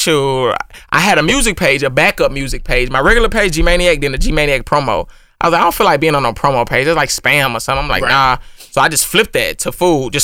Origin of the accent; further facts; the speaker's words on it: Missouri City, Texas, United States; I'm born and raised in Houston, Mo City, Ridgemont 4